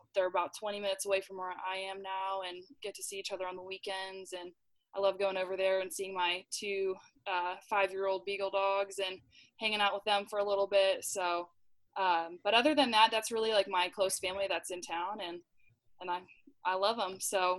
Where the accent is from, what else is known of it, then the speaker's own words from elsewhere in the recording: Dublin, Leinster, Ireland; So I have a really small family, but I grew up in Dublin and I have one older brother.